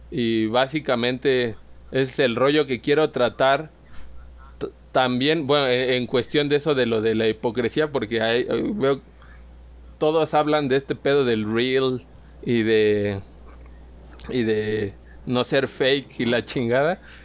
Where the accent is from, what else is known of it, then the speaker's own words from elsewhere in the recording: Pátzcuaro, Michoacán, Mexico; also born or lived in Morelia; yo era allí como el rockerillo eh, en Pátzcuaro, güey, era de donde soy